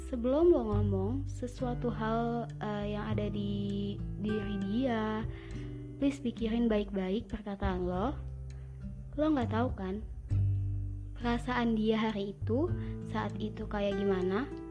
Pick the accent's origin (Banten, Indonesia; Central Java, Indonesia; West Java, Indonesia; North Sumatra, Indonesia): West Java, Indonesia; Cikampek; lahir di Cikampek tanggal 26 Desember 2000.